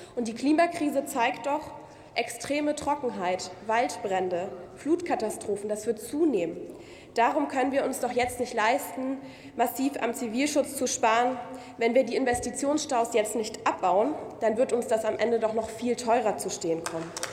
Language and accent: German; Munich, Bavaria, Germany; als Münchnerin